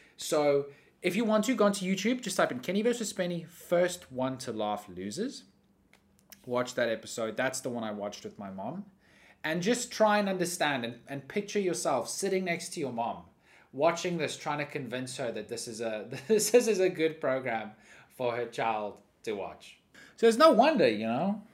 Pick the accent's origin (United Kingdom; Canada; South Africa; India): South Africa; I grew up in South Africa where we have warm weather all year round.